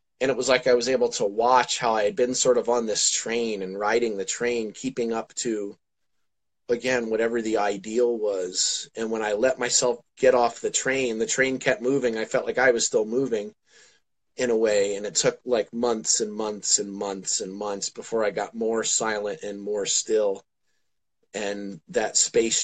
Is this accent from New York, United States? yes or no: no; New Jersey, United States; moved away; also born or lived in Pennsylvania; I'm from New Jersey originally